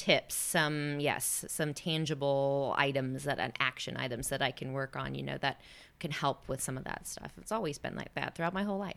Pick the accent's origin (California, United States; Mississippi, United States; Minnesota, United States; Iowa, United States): Iowa, United States; small town; moved away; I'm from Iowa